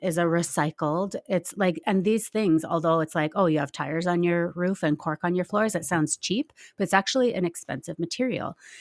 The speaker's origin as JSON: {"language": "English", "town": "Nelson", "region": "British Columbia", "country": "Canada", "tie": "born or raised there", "said": "I'm, I'm from Nelson, well, just outside of Nelson, B C"}